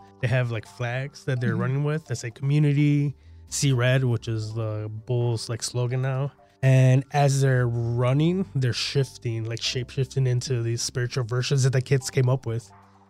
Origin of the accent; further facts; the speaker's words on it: Chicago, Illinois, United States; I feel like growing up in Chicago, it's a concrete jungle, right?